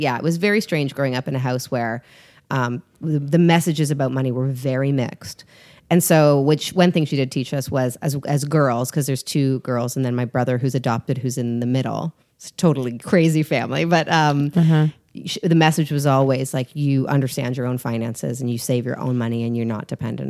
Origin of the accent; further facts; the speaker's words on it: Canada; I am Canadian.